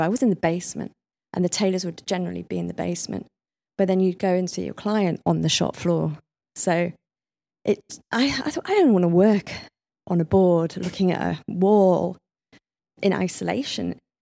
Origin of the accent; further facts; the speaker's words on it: Leeds, Yorkshire and the Humber, United Kingdom; moved away; I came from Leeds